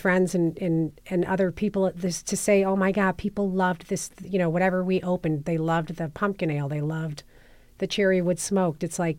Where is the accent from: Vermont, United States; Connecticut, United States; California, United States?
California, United States; San Diego; moved away as an adult; So I came up here from San Diego in like 2004